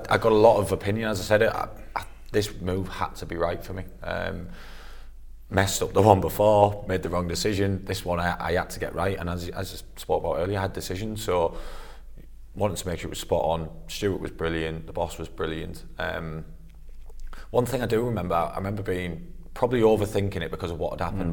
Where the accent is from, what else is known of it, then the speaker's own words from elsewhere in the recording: Middlesbrough, North East England, United Kingdom; moved away as an adult; it's my hometown club.